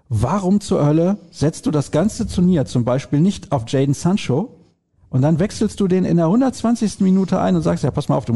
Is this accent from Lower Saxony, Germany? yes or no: no; Solingen, North Rhine-Westphalia, Germany; Die Hörer wissen das ja, ich komme aus Soling. In Soling leben 6000 Italiener.